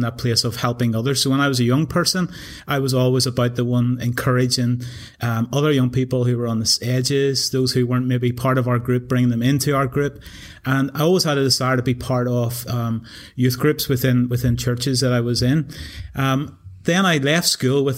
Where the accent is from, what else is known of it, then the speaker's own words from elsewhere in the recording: Newtownabbey, Northern Ireland, United Kingdom; moved away as an adult; also born or lived in England; I grew up in Newton Abbey